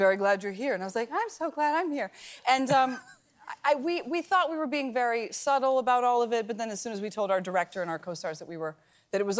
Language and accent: English; outside of Akron, Ohio, United States; moved away as an adult; also born or lived in Madison, Wisconsin / Chicago; I grew up in Ohio, outside of Akron, Ohio, in a small, thank you, small town